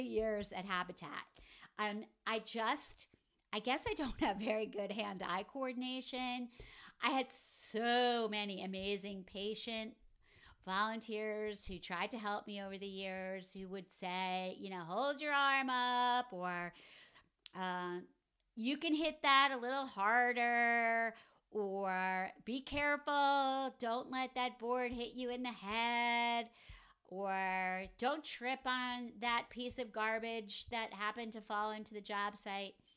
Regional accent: northern New Jersey, United States; I grew up in northern New Jersey

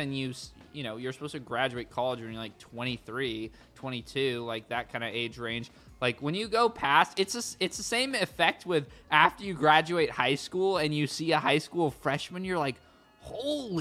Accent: Santa Ana, California, United States; we grew up in Santa Ana

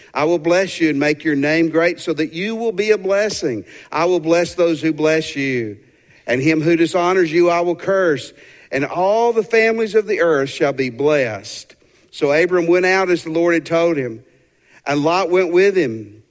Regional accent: Tennessee, United States; moved away as an adult; also born or lived in Fort Worth, Texas; my parents still lived in Tennessee

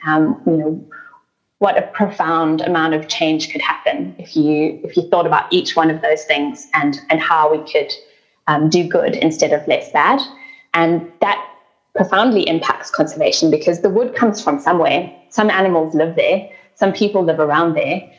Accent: South Africa; now in Australia; I was born in South Africa and um, I grew up uh, in the context of the changeover from apartheid to a democratic country.

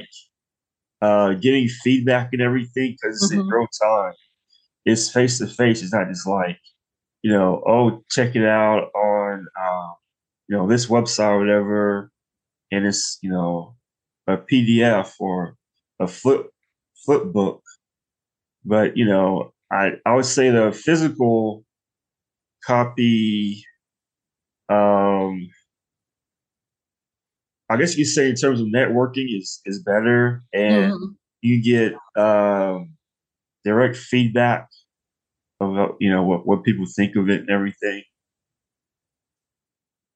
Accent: Nashville, Tennessee, United States; I was born and raised in Nashville

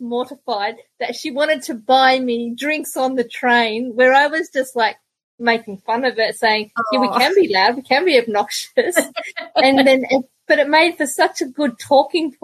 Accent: Australia; I'm an Australian

